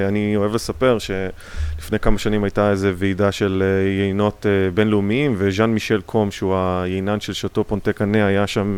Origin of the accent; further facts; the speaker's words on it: Israel; now in United States; יש לנו ככה מין באופי הישראלי קצת